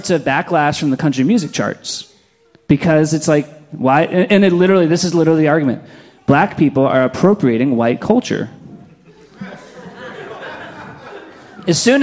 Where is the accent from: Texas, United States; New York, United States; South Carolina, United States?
New York, United States; Fairport; growing up in Fairport in high school